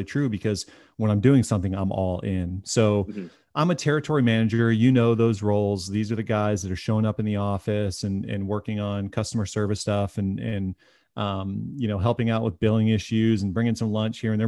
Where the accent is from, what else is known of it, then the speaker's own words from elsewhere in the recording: Ohio, United States; also born or lived in Michigan; I'm from Ohio. I actually was born in Michigan, but grew up in Ohio.